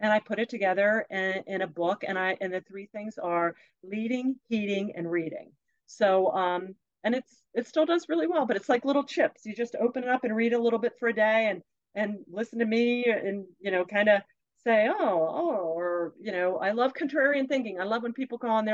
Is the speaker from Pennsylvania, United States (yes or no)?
yes; Pennsylvania, United States; we grew up in Pennsylvania, lots of railroad